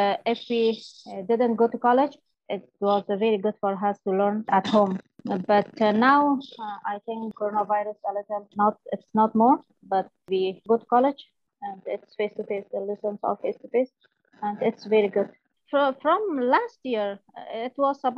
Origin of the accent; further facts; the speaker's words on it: Afghanistan; English is a second language; now in Oldham, United Kingdom; I am from Afghanistan and I'm married.